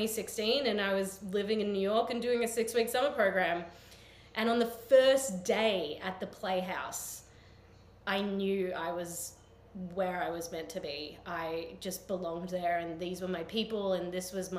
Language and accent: English; Australia; accent: Australian; moved away as an adult; now in United States; I come from Australia